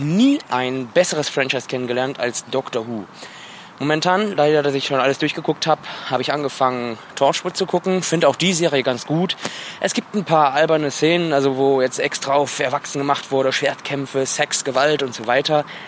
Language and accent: German; Wuppertal, North Rhine-Westphalia, Germany; ich komme aus Wuppertal, bin 25 Jahre alt